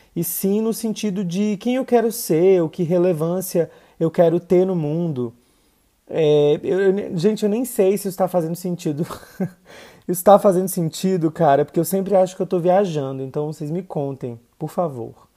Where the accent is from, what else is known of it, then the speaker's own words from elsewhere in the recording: interior of the Northeast, Northeast Region, Brazil; moved away; o lugar de onde eu vim, né? Interior do Nordeste, sertão